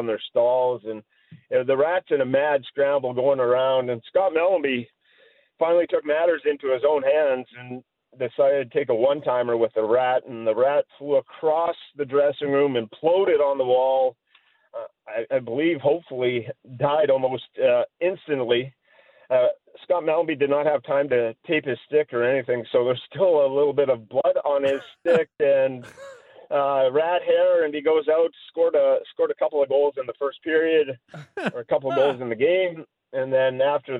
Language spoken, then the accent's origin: English; Fernie, British Columbia, Canada; moved away; also born or lived in Calgary, Alberta / Miami, Florida; grew up in Fernie, British Columbia, just across the border there